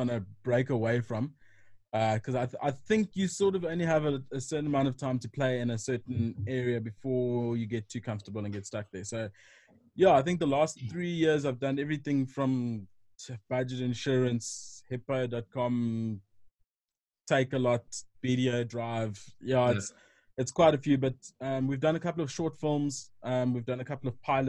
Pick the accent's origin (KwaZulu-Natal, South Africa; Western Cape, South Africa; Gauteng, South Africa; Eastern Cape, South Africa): Eastern Cape, South Africa; Port Elizabeth; moved away as an adult; now in Johannesburg, South Africa; originally a PE boy, so I grew up in Port Elizabeth, South Africa.